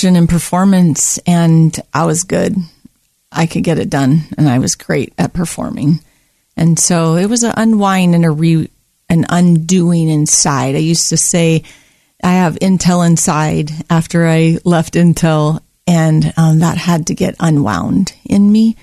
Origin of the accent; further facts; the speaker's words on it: Oahu, Hawaii, United States; moved away as an adult; now in Oregon, United States; I grew up on the island of Oahu in Hawaii.